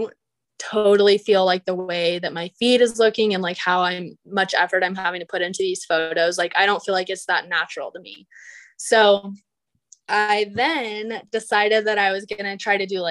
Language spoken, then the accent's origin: English; Phoenix, Arizona, United States; also born or lived in Texas / San Francisco; I'm born and raised in Arizona, like the Phoenix area